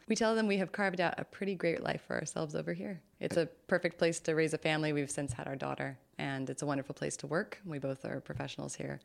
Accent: California, United States; as a Californian

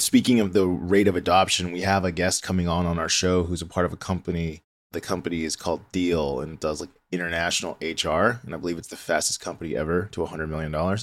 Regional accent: D.C., District of Columbia, United States; I grew up near the Washington, D C area

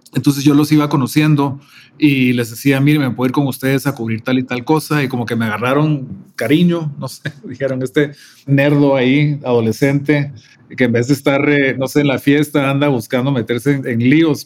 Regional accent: Guatemala City, Guatemala Department, Guatemala; moved away as an adult; also born or lived in Atlanta, United States / Mexico City, Mexico / San Cristóbal de las Casas, Mexico; Creciendo en Guatemala, en los 70s y 80s

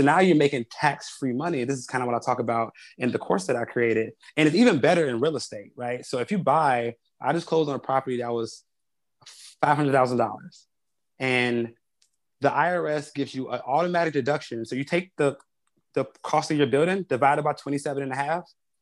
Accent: Chicago, Illinois, United States; I grew up on the South Side of Chicago

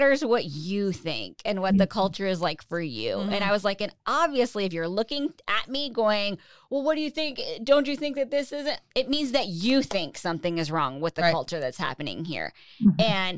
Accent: Florida, United States; I'm from Florida.

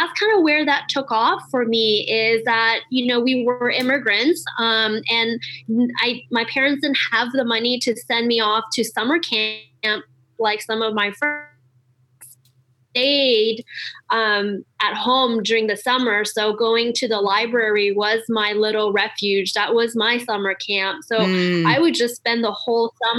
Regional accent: Montreal, Quebec, Canada; I grew up in Montreal, so I learned astrology in French first.

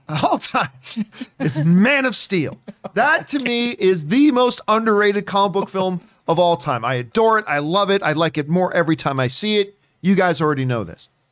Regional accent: Canada; moved away as an adult; as a Canadian

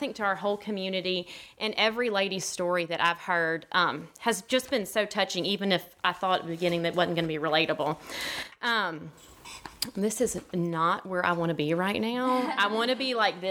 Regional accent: Gulf Breeze, Florida, United States; also born or lived in Bluff Park; So I was born in Gulf Breeze, Florida, and I have a fellow Gulf Breeze friend in the audience with me today, Kelly. And I grew up in it's a small community

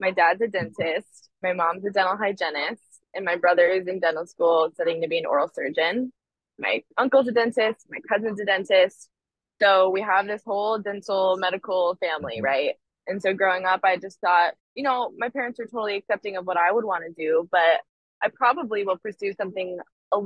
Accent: California, United States; moved away as an adult; now in Nashville, United States; the culture that I grew up in California

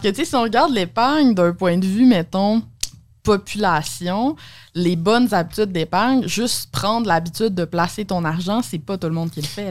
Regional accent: Alma, Quebec, Canada; moved away; Ouais, moi, je viens d'Alma, au Lac-Saint-Jean.

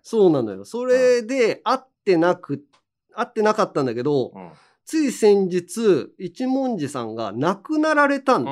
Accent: Hiroshima, Japan; accent: Hiroshima dialect intonation; moved away; 俺も全然治んないけどね。広島弁のイントネーションとか

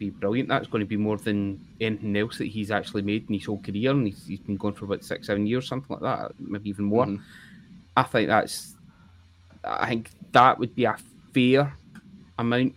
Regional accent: Scotland, United Kingdom

